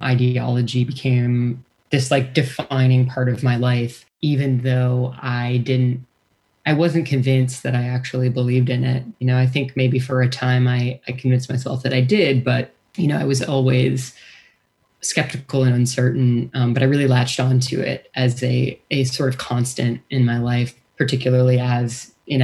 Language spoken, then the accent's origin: English; Wisconsin, United States; born or raised there; moved away